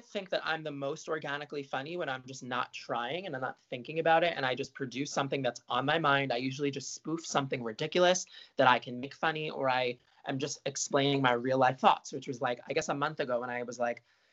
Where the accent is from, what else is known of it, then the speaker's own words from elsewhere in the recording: Marlboro, New Jersey, United States; also born or lived in Brooklyn, New York; born in Brooklyn, moved to Marlboro right away. Grew up in Marlboro